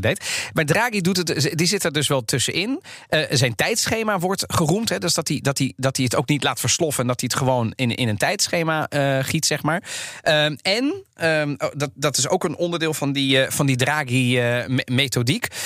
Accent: The Hague, South Holland, Netherlands; in mijn jeugd, opgegroeid in Den Haag, zoon van Italiaanse ouders

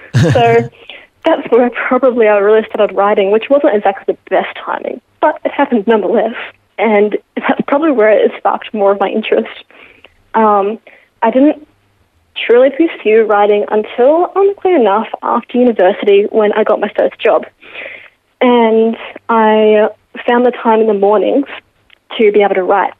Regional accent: Geelong, Victoria, Australia; Born and raised in Geelong

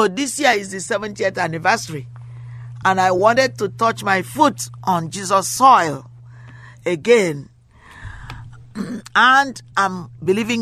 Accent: Nigeria; now in United States; I come from Africa. I come from Nigeria. I live in America now. I haven't been to my country in a long time, but I like to go because my roots are there.

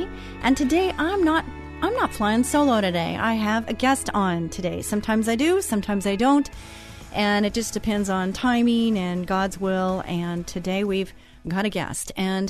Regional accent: Texas, United States; I'm Texan.

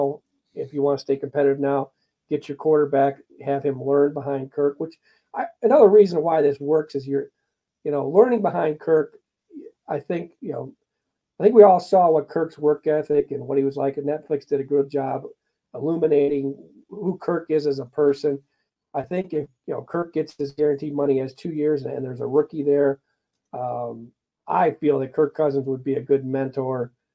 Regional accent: Ohio, United States; moved away; I grew up in Ohio

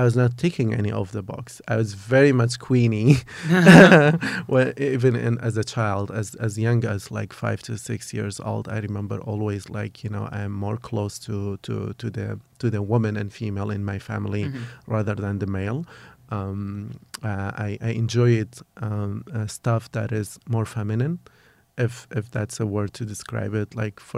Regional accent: Kurdistan Region, Iraq; English is a second language; I am 33 years old. I am originally from Kurdistan, from a very small town of Kurdistan. I grew up in a quite very conservative / religious family, but just like, you know, very common a traditional family in Kurdistan.

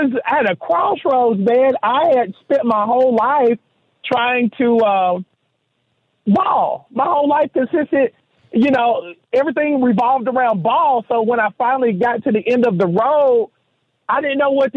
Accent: Seneca, South Carolina, United States; growing up in Seneca, South Carolina

